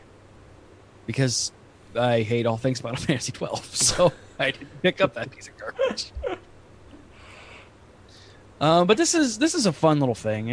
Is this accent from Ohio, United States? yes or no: yes; Ohio, United States; moved away as an adult; now in Florida, United States; I'm from Ohio, so I'm used to the cold, but I've been in Florida now for almost 10 years